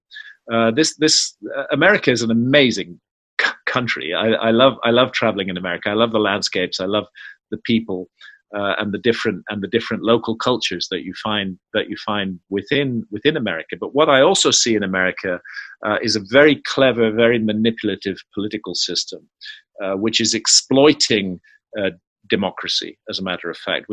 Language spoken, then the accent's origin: English; United Kingdom; I was born in Britain.